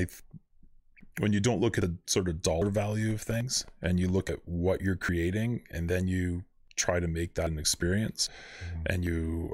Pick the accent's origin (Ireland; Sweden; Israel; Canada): Canada; Thorold, Ontario; also born or lived in St. Catharines / Calgary; I was born in St. Catharines at the General Hospital, which I'm sure everybody was back in mm-hmm. the early 70s, and raised at Thorold.